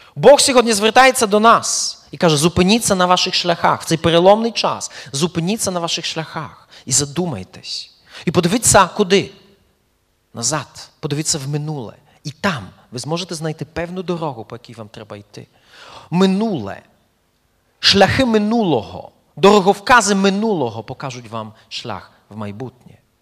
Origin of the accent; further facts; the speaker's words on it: eastern Poland, Poland; moved away as an adult; also born or lived in Belarus; now in Ukraine; я народився в Польщі, в східній Польщі, от, і пережив першу половину свого життя саме там